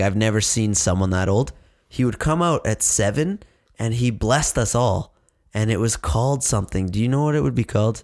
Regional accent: Saskatchewan, Canada; us in Saskatchewan

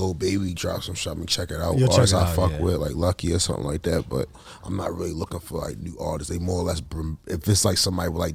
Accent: Baltimore, Maryland, United States; born and raised in Baltimore.

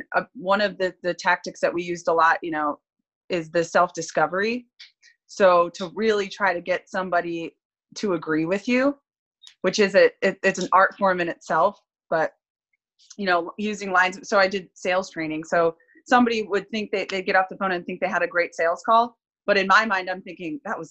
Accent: Midwest, United States; moved away as an adult; I grew up in the Midwest

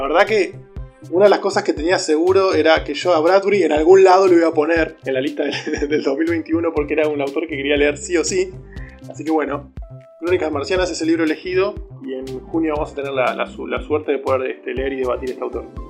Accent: Argentina; uno siendo argentino

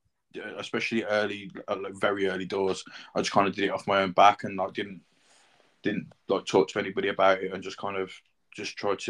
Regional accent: Birmingham, West Midlands, United Kingdom; now in Worcester, United Kingdom; And I live in Worcester in the UK, originally from Birmingham.

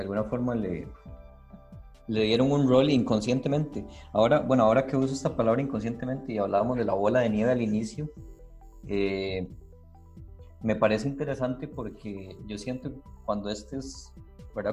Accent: Costa Rica; yo no soy eh, costarricense, fue una nacionalidad que, bueno, que aprendí a darle una continuidad

